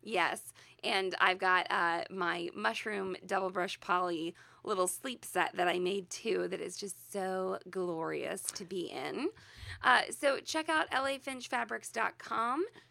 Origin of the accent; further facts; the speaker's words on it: Midwest, United States; we're from the Midwest, we're, we're in the middle of the country, middle of the United States